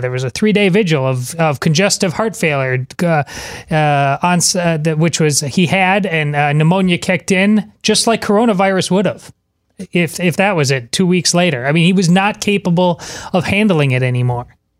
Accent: Madison, Wisconsin, United States; moved away; my hometown of, uh, Madison, Wisconsin

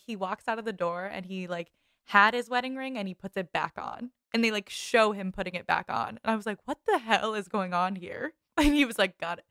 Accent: Boston, Massachusetts, United States; I'm from Boston

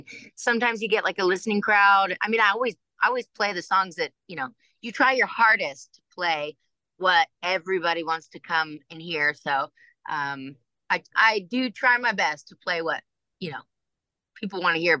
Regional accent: Ohio, United States; moved away; also born or lived in Los Angeles, California / New York; I grew up in Ohio until we moved to New York

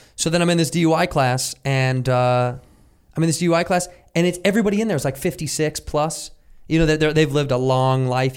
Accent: Midwest, United States; moved away; I'm from the Midwest

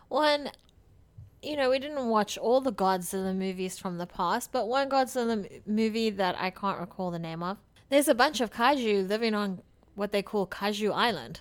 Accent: South Africa; I come from South Africa where tap water has a lot of issues

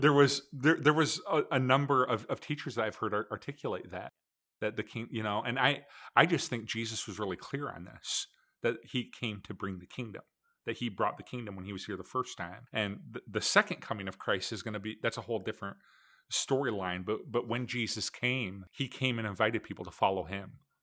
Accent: Michigan, United States; I grew up, just like Scott did, I grew up in Michigan

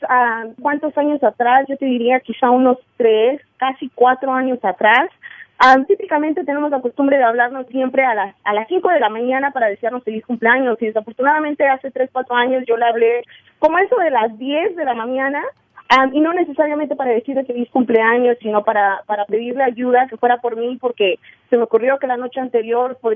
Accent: Mexico; moved away; cuando llegamos de México en el 98.

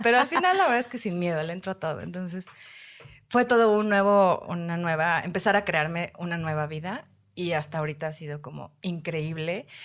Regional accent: Puebla, Mexico; Soy de Puebla

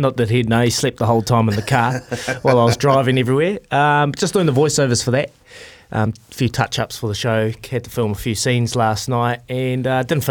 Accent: Hawke's Bay, New Zealand; moved away; Back to my home country, a hometown

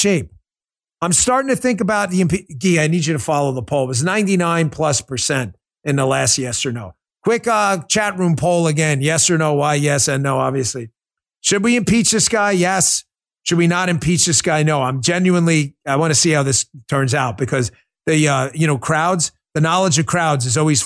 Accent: New York City, New York, United States; I grew up in New York City

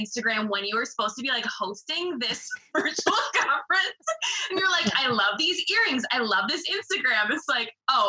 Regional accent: Wisconsin, United States; I'm from Wisconsin.

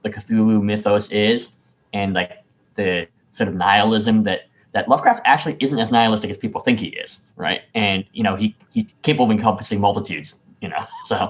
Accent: New England, United States; I can say that as a child growing up in New England in the 70s

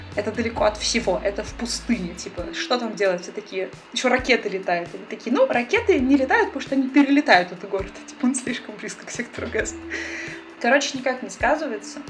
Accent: Russia; moved away as an adult; also born or lived in Saint Petersburg, Russia; now in Israel; я из России, я программист, жила в Петербурге

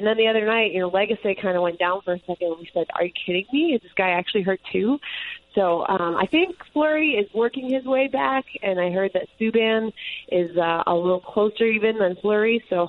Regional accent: Minnesota, United States; moved away; I'm from Minnesota, and they love to call themselves state of hockey.

